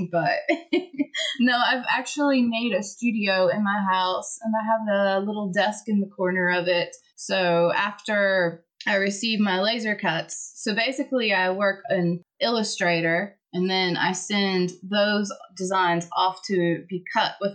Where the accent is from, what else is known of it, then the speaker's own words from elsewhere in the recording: United States; now in France; I'm an American, but I live in France